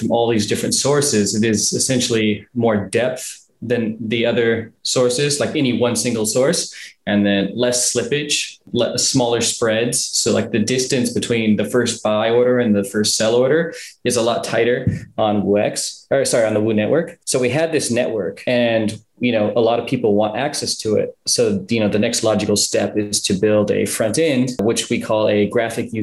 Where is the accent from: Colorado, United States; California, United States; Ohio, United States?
California, United States; Southern; moved away as an adult; now in China; I was born in California, Southern California